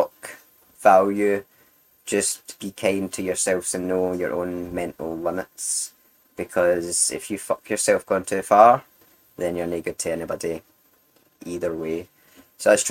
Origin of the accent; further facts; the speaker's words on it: Glasgow, Scotland, United Kingdom; I grew up in Glasgow